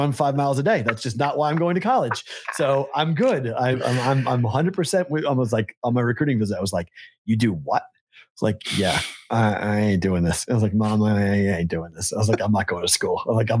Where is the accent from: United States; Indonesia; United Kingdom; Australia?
United States; Andover, Massachusetts; I'm from Andover.